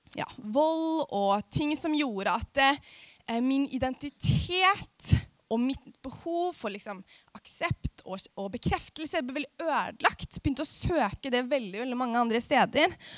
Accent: Aurskog-Høland, Akershus, Norway; jeg kommer jo fra Norges styggeste bygd, som heter Aurskog-Høland på Østlandet

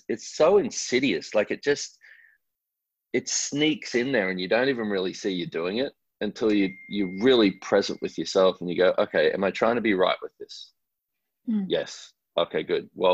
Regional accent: Australia; I'm an Australian man

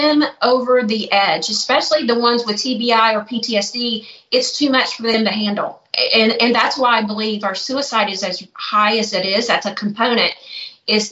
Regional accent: the South, United States; moved away as an adult; also born or lived in Youngstown, Ohio; now in Murfreesboro, United States; I grew up in the South

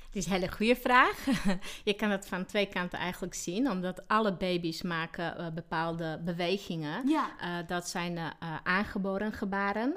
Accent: Slovakia; Dutch is a second language; moved away as an adult; now in Sneek, Netherlands; ik kom oorspronkelijk uit Slowakije. Eigenlijk ben ik geboren in Tsjechoslowakije. En eh, daar heb ik tot mijn 23ste eh, gewoond

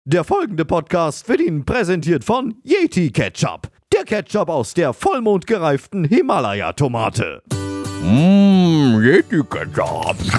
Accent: Vienna, Austria; bei uns in Wern

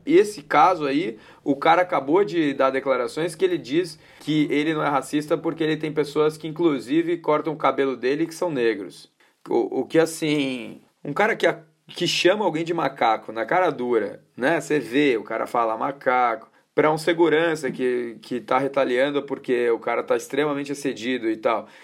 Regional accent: Paulista, São Paulo, Brazil; Então eu vou voltar como paulista aqui

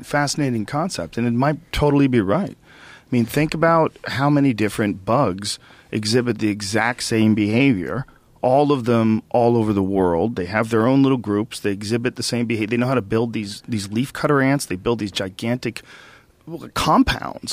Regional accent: United States; as an American

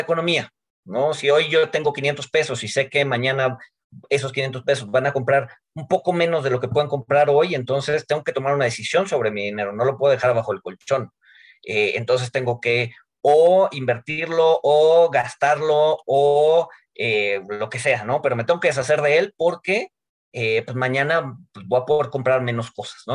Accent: Mexico

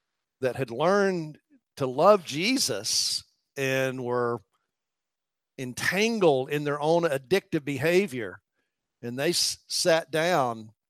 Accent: Elizabethton, Tennessee, United States; moved away; I was raised in a little country church in Elizabethton, Tennessee.

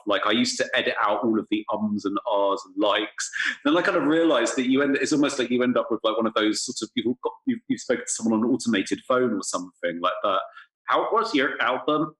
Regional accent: England, United Kingdom; also born or lived in London; now in Berlin, Germany; as an English person

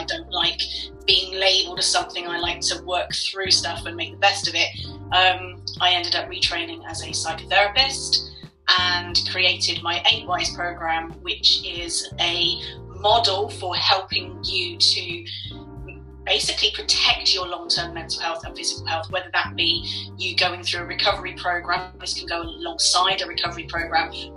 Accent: Somerset, South West England, United Kingdom; accent: Scouse bumpkin; moved away as an adult; also born or lived in Liverpool / Australia / London; now in Warwickshire, United Kingdom; I grew up in an idyllic place, really, where I was 15 minutes from the Dorset coastline and also 15 minutes from the Devon coastline as well.

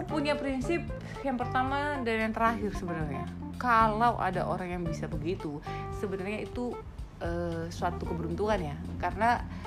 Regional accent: Batak, North Sumatra, Indonesia; saya Batak

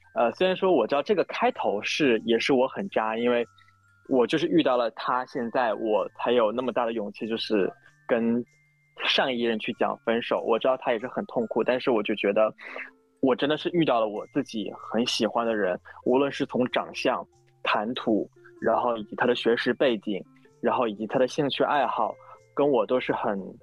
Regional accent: Northeast China, China; now in Shanghai, China; 我是一个东北人，工作在上海

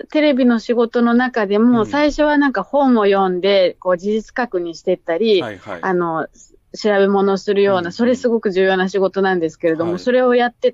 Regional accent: Chiba, Japan; also born or lived in Ogikubo, Tokyo; 千葉、おぎゃーと言ったのは荻窪なんですけど、うん、子供の時から千葉に実家があります。

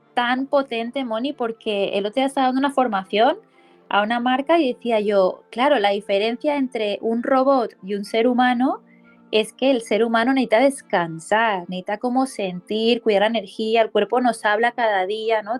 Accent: Barcelona, Catalonia, Spain; coach de bienestar, y soy de Barcelona, España.

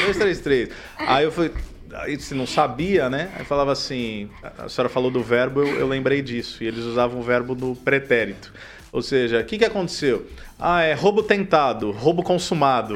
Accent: São Paulo, Brazil; moved away; sou do estado de São Paulo, então lá a gente tinha FEBEM

